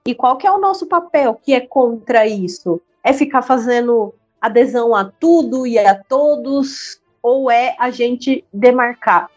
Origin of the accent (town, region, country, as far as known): Brazil